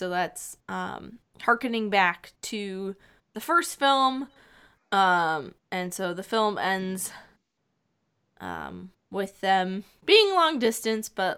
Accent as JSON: {"language": "English", "region": "Minnesota", "country": "United States", "said": "I come from Minnesota"}